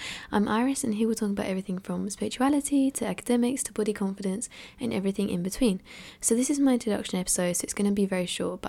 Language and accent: English; Essex, East of England, United Kingdom; I'm from England, well, Essex specifically, and I'm 16 years old.